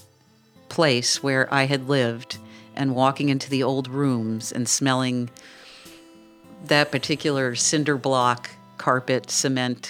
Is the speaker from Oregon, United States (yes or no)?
no; New York City, New York, United States; I grew up in New York City, and I went to public high school